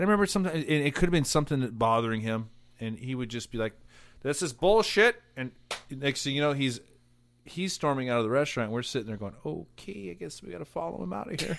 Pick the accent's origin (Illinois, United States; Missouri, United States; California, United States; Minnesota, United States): California, United States; Cypress; also born or lived in Buena Park; I grew up in the Cypress Bonaparte area.